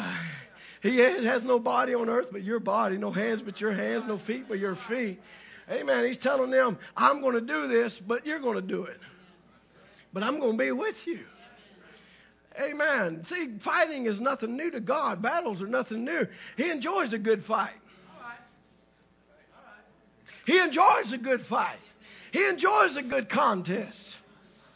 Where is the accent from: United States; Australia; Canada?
United States; the South; I'm from the South